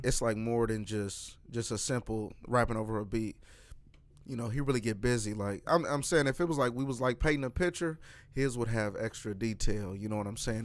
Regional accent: Kansas City, Missouri, United States; I'm from Kansas City, Missouri

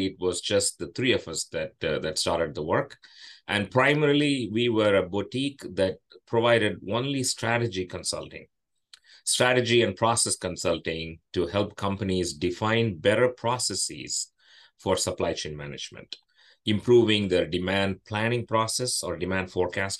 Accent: India; moved away as an adult; now in United States; I grew up in India

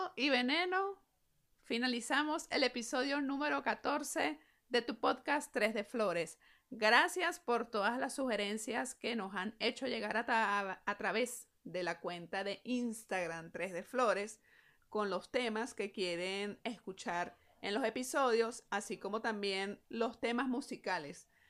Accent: Venezuela; me encuentro una vez más aquí en mi país trabajando

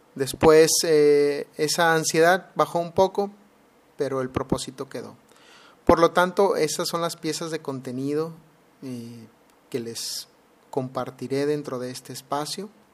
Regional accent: Mexicali, Baja California, Mexico; now in Alabama, United States; actualmente estoy viviendo en Alabama, Estados Unidos, pero soy originario de Mexicali, Baja California

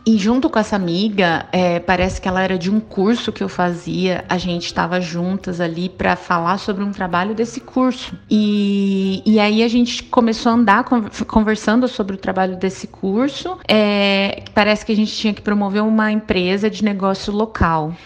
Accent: Ribeirão Preto, São Paulo, Brazil; sou de Ribeirão Preto

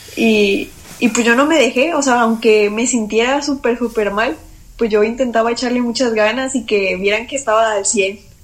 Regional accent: Nuevo León, Mexico; now in Mexico City, Mexico; los de mi estado

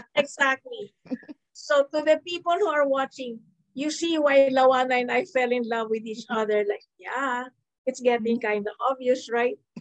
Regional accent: Philippines; I am Filipino, I am based in the Philippines, and yet I didn't grow up in a local school. I grew up in a multicultural, interdenominational school

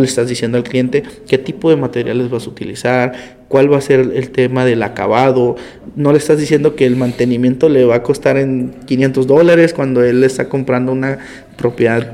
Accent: Tijuana, Baja California, Mexico; yo nací aquí en Tijuana, nací en el Hospital General, un 8 de enero del 96

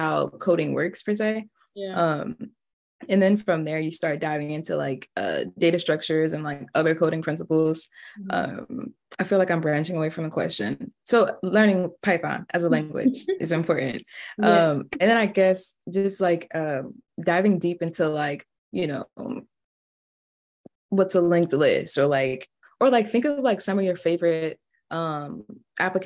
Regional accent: Stockbridge, Georgia, United States; I'm from Stockbridge, Georgia, and I studied computer science at Georgia

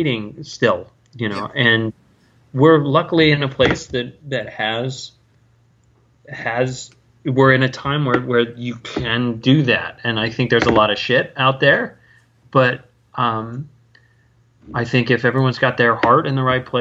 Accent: Northern California, United States; now in Edgewater, United States; I was from Northern California, so but I had family that were actors

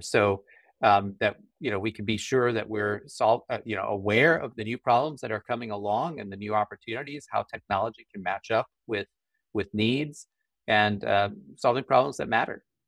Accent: Colorado Springs, Colorado, United States; I grew up in Colorado Springs

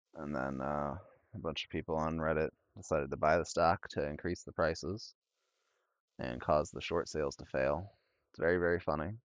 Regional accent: northern Illinois, United States; accent: Illinois and Wisconsin; from, uh, northern Illinois. I got the, the worst part of, uh, Illinois and the worst part of, uh, Wisconsin, uh, in my accent

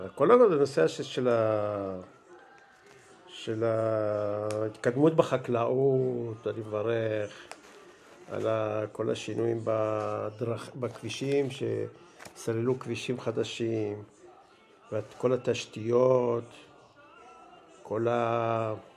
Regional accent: Melilot, Southern District, Israel; moved away as an adult; also born or lived in Beersheba; now in Ma'agalim, Israel; ואני נולדתי בארץ, בבאר שבע. נולדתי בשנת 1952. אה, שנתיים אחרי שההורים שלי עלו לארץ. אחרי שנתיים בבאר שבע עברנו לגור במושב, מלילות

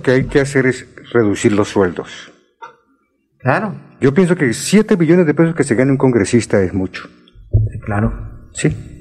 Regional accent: Colombia; en mi país, en Colombia

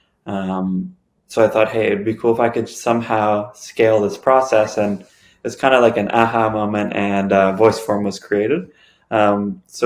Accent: Toronto, Ontario, Canada; born and raised in Toronto

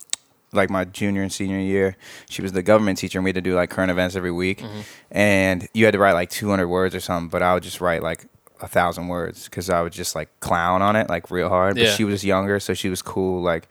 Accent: Ohio, United States; also born or lived in Kansas; I was born in Kansas, but I only lived there for like 9 months, okay. And then I moved to Ohio. Just because my dad like got a job there or something.

